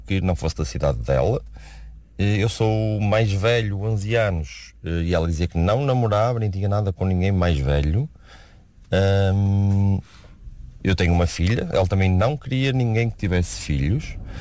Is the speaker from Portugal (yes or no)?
yes; Porto, Norte, Portugal; eu sou do Porto